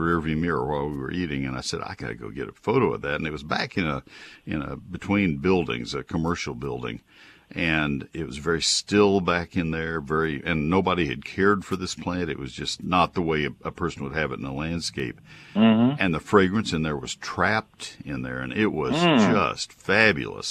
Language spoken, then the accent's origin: English; College Station, Texas, United States; I grew up with this in College Station.